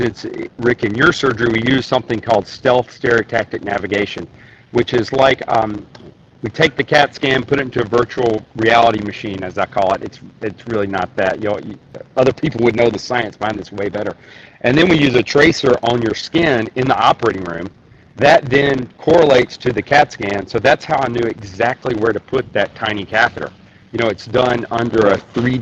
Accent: Tennessee, United States; now in Michigan, United States; as you can probably tell from my accent, I am from Tennessee, hence I'm in Tennessee today

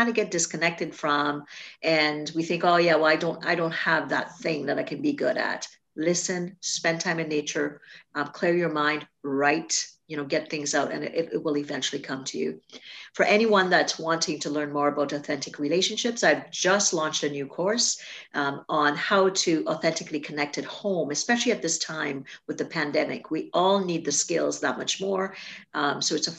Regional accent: Trinidad & Tobago; now in Canada; a little girl growing up in Trinidad

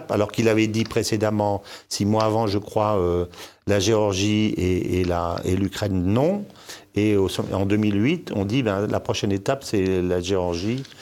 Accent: DR Congo; born there; also born or lived in Senegal / Morocco; moi qui connais très bien l'Afrique, je suis né au Congo, j'ai vécu au Sénégal, au Maroc

